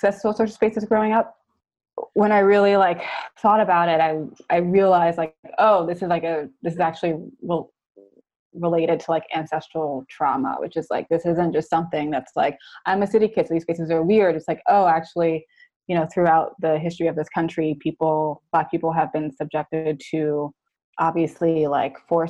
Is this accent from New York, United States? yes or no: yes; New York City, New York, United States; moved away as an adult; now in Oakland, United States; I grew up in New York City where there's not a lot of like open green spaces